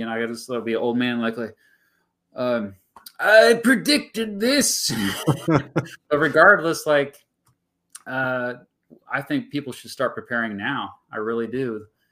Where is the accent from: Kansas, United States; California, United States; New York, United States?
Kansas, United States; my home state, but we have a pretty smart population